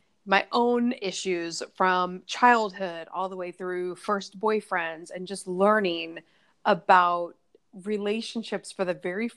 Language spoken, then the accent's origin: English; Nebraska, United States; now in New York City, United States; I'm mostly 100% in New York City, but I'm from Nebraska originally, when I go home, I see family